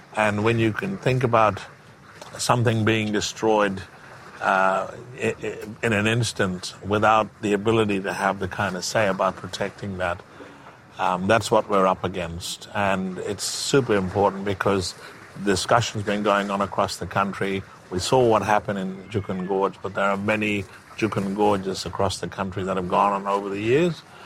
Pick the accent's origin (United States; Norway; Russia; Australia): Australia; Broome, Western Australia; also born or lived in Derby; growing up in around the West Kimberley, up in Bardi country, uh, Broome and Derby